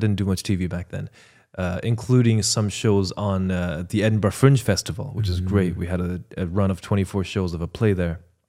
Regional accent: Ireland; also born or lived in China; First of all, I'm Chinese-Irish. I'm from China and Ireland. I'm Irish by nationality. I immigrated.

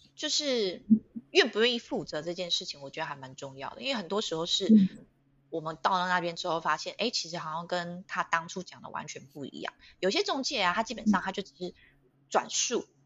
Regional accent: Taiwan; 我们我们台湾人当然会反抗啊

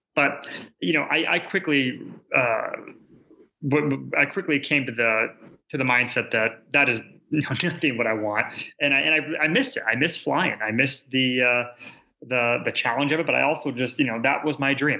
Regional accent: outside Seattle, Washington, United States; I grew up outside of uh, Seattle, Washington, about 30 minutes north, so Washington State

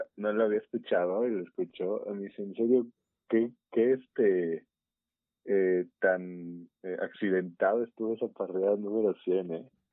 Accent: Mexico City, Mexico; accent: chilango; se nota nuestro acento bien cañón

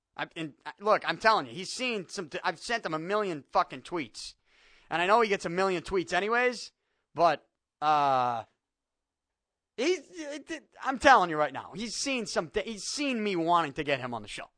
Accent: Boston, Massachusetts, United States; I'm from Salty, born and raised South Boston

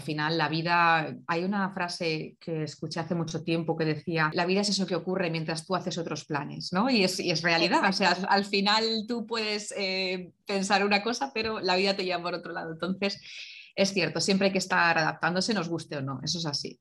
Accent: Valencia, Valencian Community, Spain; nací en Valencia

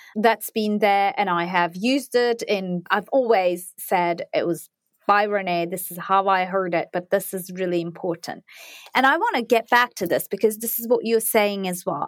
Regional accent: Turkey; moved away; I'm from Turkey

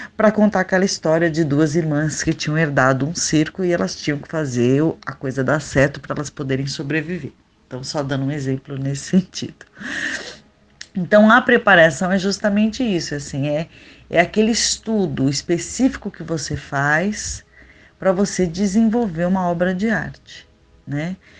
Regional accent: São Paulo, Brazil; moved away as an adult; also born or lived in Goioerê, Paraná / Campinas; now in Natal, Brazil; eu sou paranaense, eu nasci numa cidadezinha bem pequenininha que se chama Goiuerê, mas eu só nasci, nunca morei lá. Minha família já morava em São Paulo.

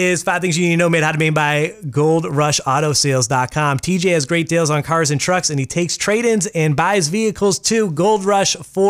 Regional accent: Massachusetts, United States; now in Maine, United States; I grew up in Massachusetts.

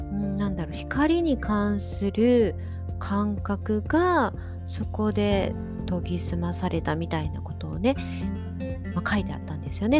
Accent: Shiga, Japan; moved away; 私の実家にある滋賀の方

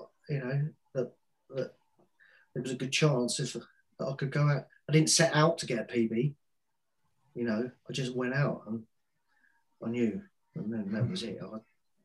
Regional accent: Wales, United Kingdom; moved away; also born or lived in Fulham / Bury; I'm Welsh

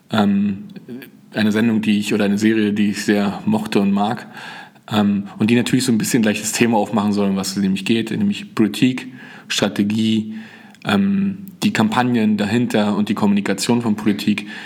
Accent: Frankfurt, Brandenburg, Germany; born there; Ich bin äh, 1981 in Frankfurt-Oder äh, geboren, habe also als Kind äh, den Mauerfall und die Wende mitbekommen.

